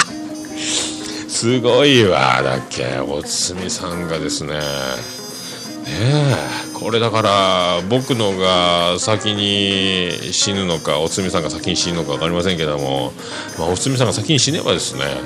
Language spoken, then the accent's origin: Japanese; Fukuoka, Japan; accent: Hakata dialect; also born or lived in Nagasaki; 長崎からの小学校1年生の時にやってきたんで、まあ、ネイティブじゃないところもある